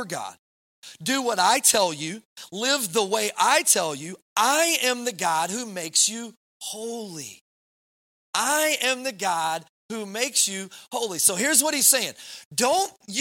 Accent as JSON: {"language": "English", "region": "Kentucky", "country": "United States", "moved": "yes", "said": "I'm from Kentucky"}